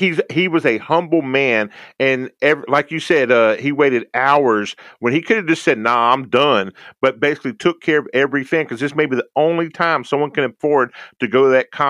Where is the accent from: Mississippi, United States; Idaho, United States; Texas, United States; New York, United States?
Texas, United States; Houston; and I'm an old person, so I'm going to an old trope, and I love the Yankees, even though I'm from Houston, Texas.